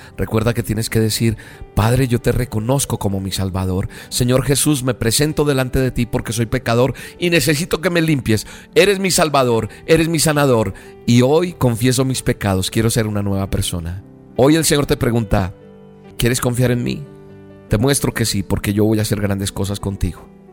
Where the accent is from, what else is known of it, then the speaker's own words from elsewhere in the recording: Bogotá, Colombia; en Colombia, mi tierra amada, en Bogotá